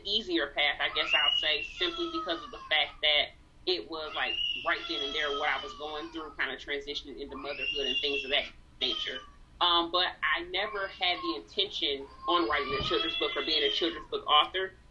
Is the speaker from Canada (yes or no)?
no; Saginaw, Michigan, United States; also born or lived in Detroit area, Michigan; I actually live in Michigan, close to Detroit, Michigan, born and raised in Saginaw